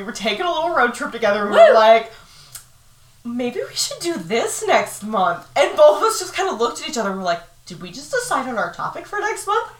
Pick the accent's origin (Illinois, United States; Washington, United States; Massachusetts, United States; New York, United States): Massachusetts, United States; I'm from Massachusetts.